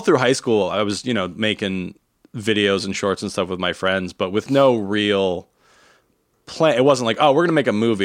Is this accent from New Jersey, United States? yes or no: yes; New Jersey, United States; I grew up in New Jersey